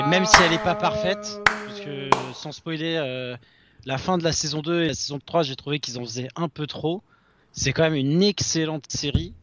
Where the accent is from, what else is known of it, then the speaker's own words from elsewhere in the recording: Paris, Île-de-France, France; on vient de Paris